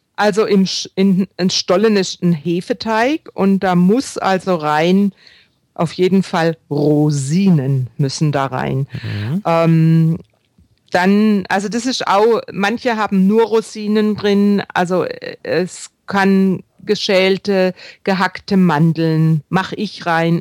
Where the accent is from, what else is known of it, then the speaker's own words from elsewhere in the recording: Baden-Württemberg, Germany; bei uns im Schwäbischen oder auch im Badischen, wo ich herstamme